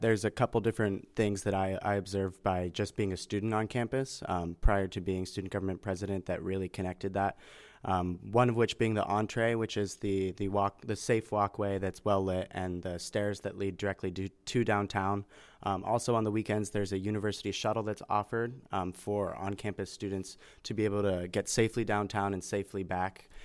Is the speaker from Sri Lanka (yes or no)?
no; Hubbard, Ohio, United States; I'm actually from Hubbard, Ohio